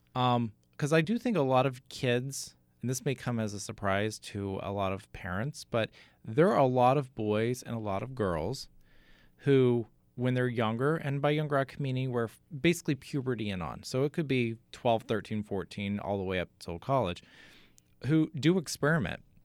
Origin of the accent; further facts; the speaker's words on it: Katy, Texas, United States; moved away as an adult; also born or lived in Amarillo, Texas; now in New Jersey, United States; Houston. Outside of Houston, a suburb called Katy